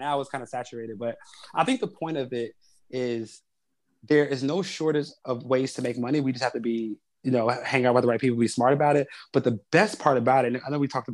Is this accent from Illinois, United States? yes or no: yes; Chicago, Illinois, United States; I grew up on the South Side of Chicago